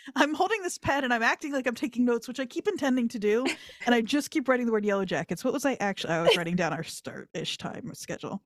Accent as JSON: {"language": "English", "region": "New Jersey", "country": "United States", "said": "I'm from South Jersey, uh, Camden County, Burlington County"}